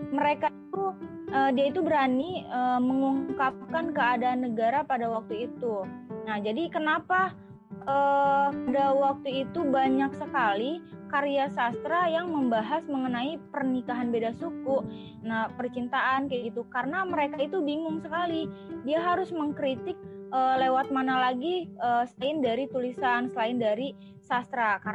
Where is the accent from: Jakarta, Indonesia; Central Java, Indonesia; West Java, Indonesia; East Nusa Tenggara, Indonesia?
Jakarta, Indonesia; Misalnya aku ya kan dari Betawi, adatnya itu pasti berbeda dengan uh, Padang.